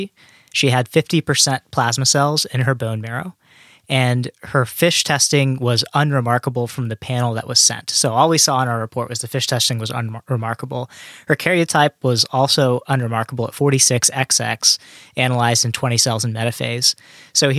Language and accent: English; Knoxville, Tennessee, United States; moved away; I grew up in Knoxville, Tennessee